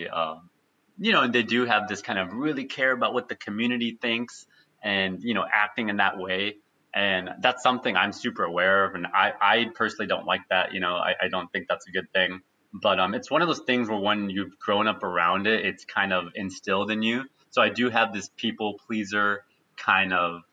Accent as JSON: {"language": "English", "country": "United States", "tie": "born or raised there", "said": "I was born in the U.S."}